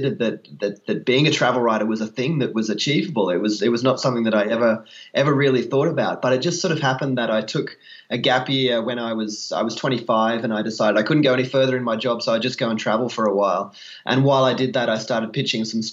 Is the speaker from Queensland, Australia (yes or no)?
yes; Queensland, Australia; I grew up in Queensland